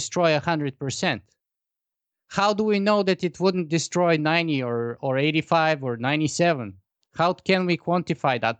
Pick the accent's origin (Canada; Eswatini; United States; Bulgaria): Bulgaria; grew up in the Eastern Bloc in Bulgaria